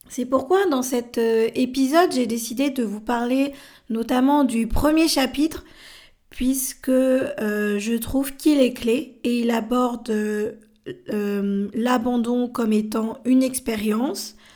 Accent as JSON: {"language": "French", "country": "France", "also_born_or_lived": "Bolivia", "said": "je suis française mais j'ai été adoptée à l'âge de 13 mois. Je suis née en Bolivie."}